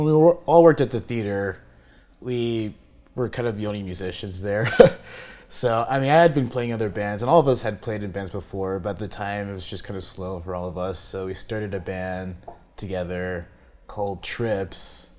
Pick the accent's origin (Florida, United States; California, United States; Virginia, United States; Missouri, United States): California, United States; San Diego; it's my hometown